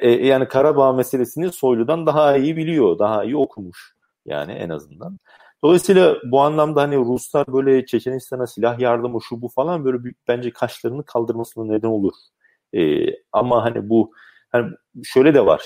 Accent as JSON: {"language": "Turkish", "region": "Sakarya", "country": "Turkey", "also_born_or_lived": "Rize (mother's side)", "said": "ben Sakaryalıyım."}